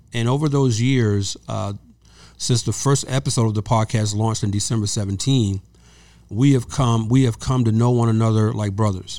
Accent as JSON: {"language": "English", "region": "the South", "country": "United States", "also_born_or_lived": "Georgia", "moved": "yes", "lives_now": "California, United States", "said": "I'm from the South."}